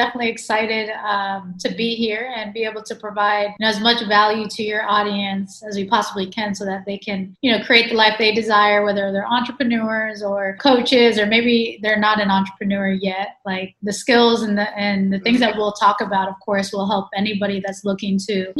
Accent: Houston, Texas, United States; and I am 32. And originally I was born in Houston, Texas. I'm half Mexican, half American. My mom's from Mexico City.

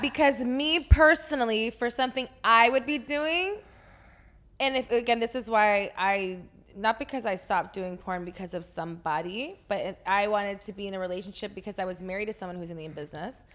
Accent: Texas, United States; I'm from Texas

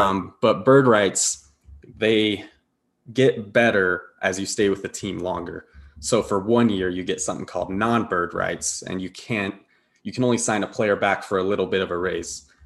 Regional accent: Denver, Colorado, United States; moved away as an adult; now in Utah, United States; I grew up in Denver, but I'm out here right now

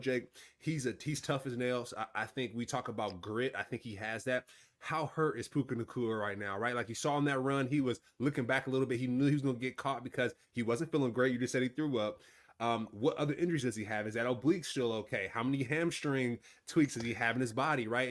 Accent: California, United States; we're from California

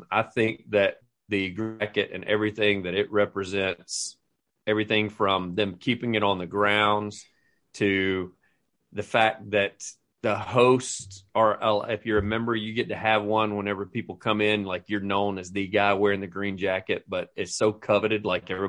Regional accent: Alabama, United States

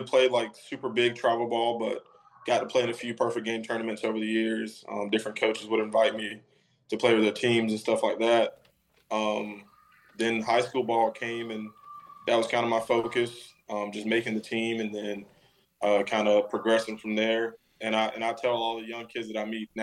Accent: Jacksonville, Florida, United States; being in Jacksonville, for me personally, I've grown up here. I've lived here for 25 years now

